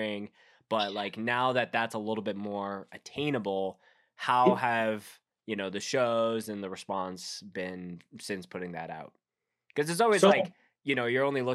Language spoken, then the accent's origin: English; Winnipeg, Manitoba, Canada; now in Calgary, Canada; I grew up in Winnipeg, live in Calgary now